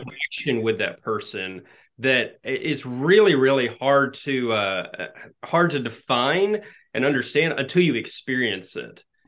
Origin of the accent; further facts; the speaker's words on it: Nacogdoches, Texas, United States; moved away; So I'm from East Texas originally, and I'm in the the sticks of East Texas, the piney woods of Nacogdoches